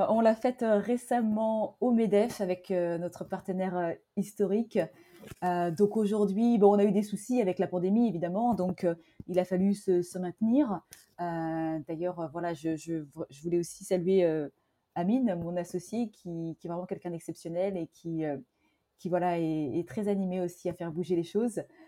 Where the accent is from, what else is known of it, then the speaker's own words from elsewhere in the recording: Fontainebleau, Île-de-France, France; also born or lived in Hargeisa, Somaliland; je suis née à Fontainebleau, en Seine-et-Marne. Je suis originaire de Somalie alors euh, d'une ville, la capitale du Somaliland qui s'appelle Argesa.